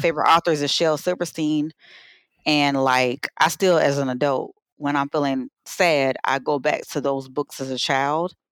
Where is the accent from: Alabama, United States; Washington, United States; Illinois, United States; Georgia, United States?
Georgia, United States; Savannah; growing up in Savannah was just a wonderful thing